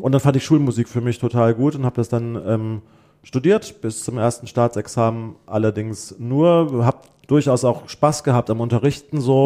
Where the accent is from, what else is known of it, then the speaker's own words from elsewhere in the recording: Bremen, Germany; also born or lived in Limburg; in Bremen, wir sind dann von Limburg nach Bremen gezogen, da habe ich dann irgendwie so meine gymnasiale Zeit gemacht, Abitur gemacht